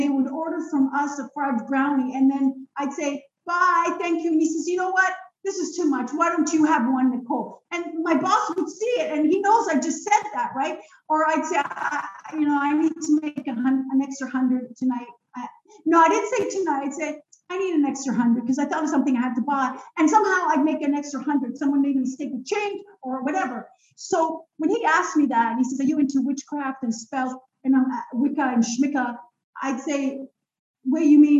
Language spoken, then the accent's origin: English; Israel; moved away; I was born in Israel